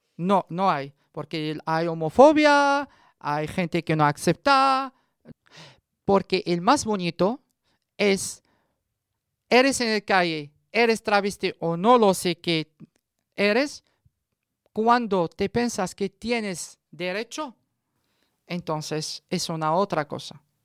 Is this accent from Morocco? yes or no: yes; Morocco; Spanish is a second language; moved away as an adult; now in Madrid, Spain; 34 años, de origen eh, marroquí. Estoy aquí eh, en Madrid